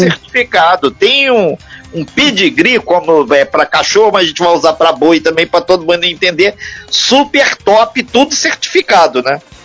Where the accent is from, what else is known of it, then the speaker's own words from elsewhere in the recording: interior of Minas Gerais, Brazil; a minha raiz aí caipira mesmo, sou do interior de Minas